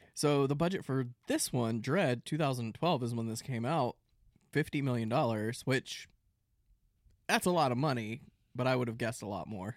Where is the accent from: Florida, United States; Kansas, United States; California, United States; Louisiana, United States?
Florida, United States; Central; we grew up in Central Florida